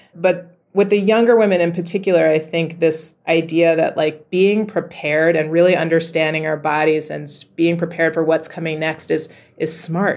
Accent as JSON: {"language": "English", "town": "New York City", "region": "New York", "country": "United States", "tie": "born or raised there", "moved": "as an adult", "lives_now": "Rotterdam, Netherlands", "said": "I was in the middle of New York City."}